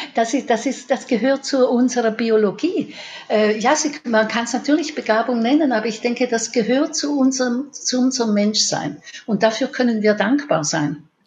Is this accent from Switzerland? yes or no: yes; Switzerland; bei uns in der Schweiz